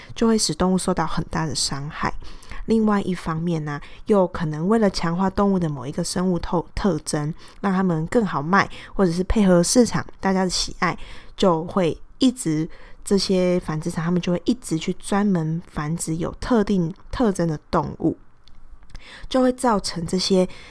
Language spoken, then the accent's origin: Chinese; Pingtung County, Taiwan; 我是，呃，在屏东长大的嘛